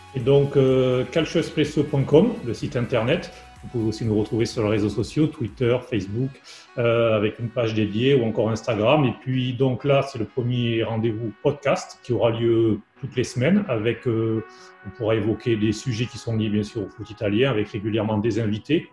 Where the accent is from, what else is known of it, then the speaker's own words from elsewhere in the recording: France; moved away as an adult; now in Italy; je suis français